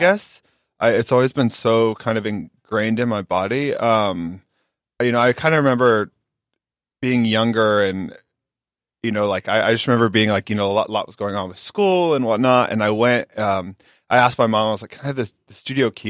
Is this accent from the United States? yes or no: yes; Carroll, Iowa, United States; moved away; originally I'm from Carroll, Iowa. Small town, um, ten thousand people